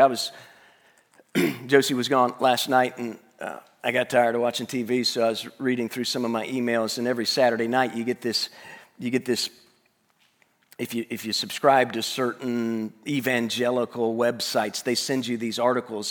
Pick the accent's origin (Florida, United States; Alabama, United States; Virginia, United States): Alabama, United States; Tuscaloosa; I Grew up in Tuscaloosa